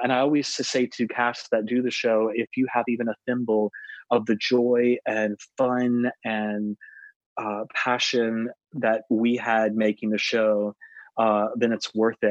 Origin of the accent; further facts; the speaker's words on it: East Coast, United States; growing up on the East Coast